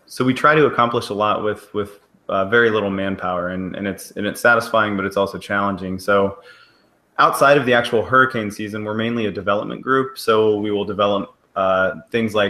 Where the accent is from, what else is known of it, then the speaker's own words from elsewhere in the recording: Missouri, United States; moved away as an adult; I'm from Missouri, so I had all four seasons